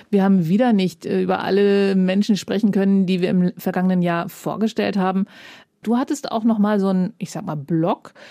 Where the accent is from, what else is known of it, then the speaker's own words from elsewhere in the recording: Eritrea; German is a second language; moved away as an adult; now in Germany; ich komme aus Eritrea. Seit äh, fünf Jahren bin ich äh, in Deutschland.